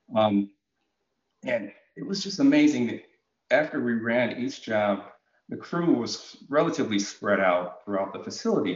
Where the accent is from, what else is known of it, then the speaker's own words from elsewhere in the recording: Bloomfield, Connecticut, United States; also born or lived in Jamaica / Hartford, Connecticut; I grew up in in the Bloomfield, Connecticut area.